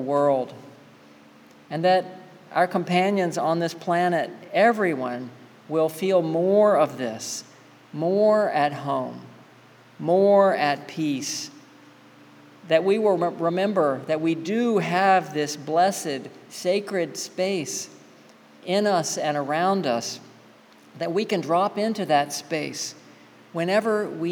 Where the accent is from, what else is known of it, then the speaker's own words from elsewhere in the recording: the South, United States; I grew up in the South